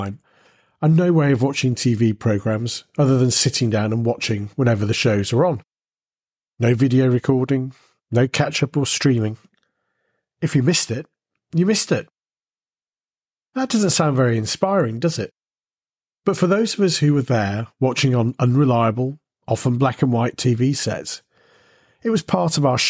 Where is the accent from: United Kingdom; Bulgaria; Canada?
United Kingdom; growing up in Britain during the 1970s